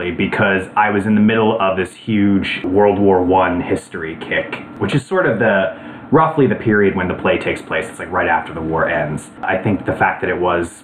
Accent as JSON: {"language": "English", "town": "Philadelphia", "region": "Pennsylvania", "country": "United States", "also_born_or_lived": "Scranton, Pennsylvania", "said": "I'm originally from the Philadelphia area"}